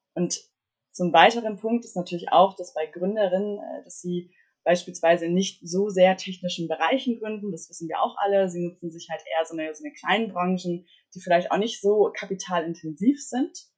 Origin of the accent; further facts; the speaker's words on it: Mecklenburg-Vorpommern, Germany; moved away as an adult; now in Berlin, Germany; komme aus Mecklenburg, aufgewachsen in Mecklenburg, bin dann 2018 nach Berlin gezogen.